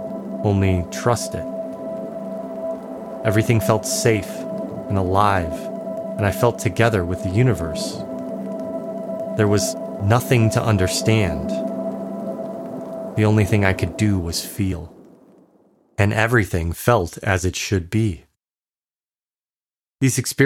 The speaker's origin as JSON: {"language": "English", "town": "Chicago", "region": "Illinois", "country": "United States", "tie": "born or raised there", "moved": "yes", "said": "I'm from Chicago"}